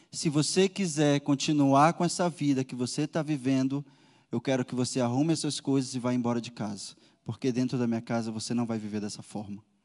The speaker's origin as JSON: {"language": "Portuguese", "town": "Manaus", "region": "Amazonas", "country": "Brazil", "tie": "born or raised there", "moved": "yes", "said": "Eu sou de Manaus"}